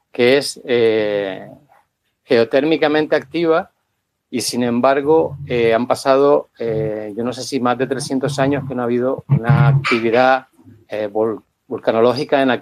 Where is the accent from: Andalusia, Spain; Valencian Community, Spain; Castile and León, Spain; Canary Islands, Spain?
Canary Islands, Spain; Gran Canaria; yo soy de las Islas Canarias, eh, de la isla de Gran Canaria